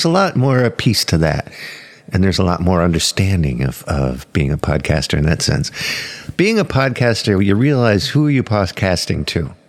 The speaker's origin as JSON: {"language": "English", "town": "Arlington", "region": "Virginia", "country": "United States", "tie": "born or raised there", "said": "I grew up in Arlington, Virginia, on a little street called Jefferson"}